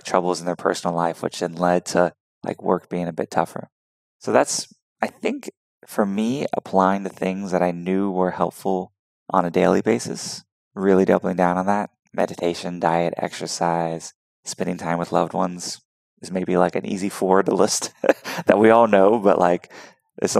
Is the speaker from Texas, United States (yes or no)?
yes; Houston, Texas, United States; I'm from Texas, so people think I'm a country bumpkin, but I really grew up in the cities, and Houston is a huge, thriving metropolis